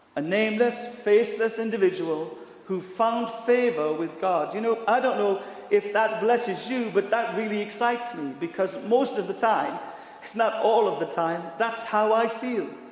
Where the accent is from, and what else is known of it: United Kingdom; accent: British